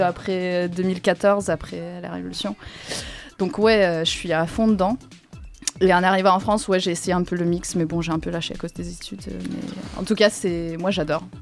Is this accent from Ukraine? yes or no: yes; Ukraine; moved away; je suis ukrainienne